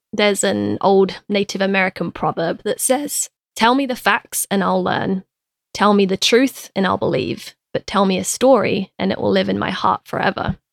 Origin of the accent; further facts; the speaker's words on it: London, United Kingdom; moved away; me growing up in London